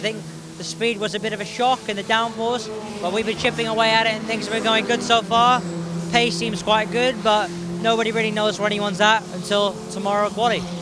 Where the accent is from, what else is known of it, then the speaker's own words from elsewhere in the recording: Toronto, Ontario, Canada; also born or lived in Miami, Florida; now in London, United Kingdom; I was born in Toronto, Ontario, lived there for quite a little, quite a while, and then ended up moving to Miami for a few years